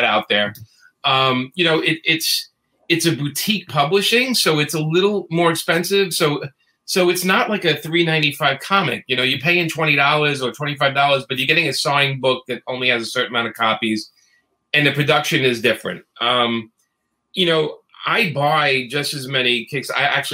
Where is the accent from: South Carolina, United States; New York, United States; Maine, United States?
New York, United States; New York City; we grew up in New York, especially in Brooklyn